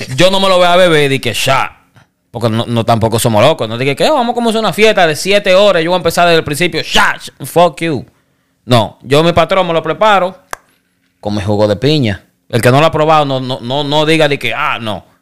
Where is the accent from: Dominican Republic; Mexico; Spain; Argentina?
Dominican Republic; moved away